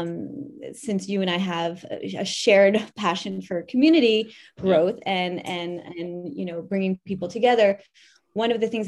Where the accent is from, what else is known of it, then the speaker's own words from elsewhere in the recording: New York, United States; moved away as an adult; now in France; I'm from New York. I've been living here for 20 years